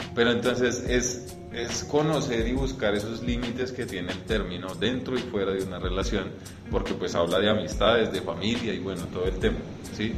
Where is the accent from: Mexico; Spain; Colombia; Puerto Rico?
Colombia; nosotros como colombianos